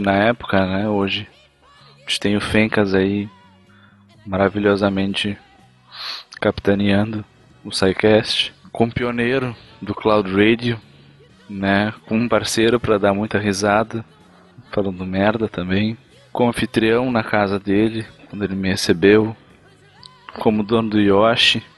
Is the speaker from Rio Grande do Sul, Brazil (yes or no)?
yes; interior of Rio Grande do Sul, Brazil; Eu sou lá do interior do Rio Grande do Sul e de onde eu venho, toda a minha família tem esse sotaque